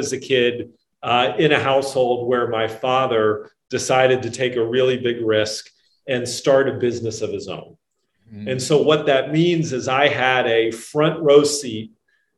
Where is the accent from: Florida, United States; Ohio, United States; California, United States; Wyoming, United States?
Florida, United States; Orlando; when I was a kid growing up in Orlando, Florida